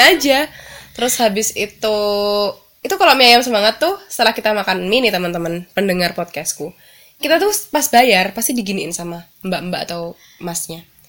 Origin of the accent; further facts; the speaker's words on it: East Java, Indonesia; moved away as an adult; now in Yogyakarta, Indonesia; Jawa Timur juga kayak gitu sih mm. di daerah tempat tinggal aku tempat asal aku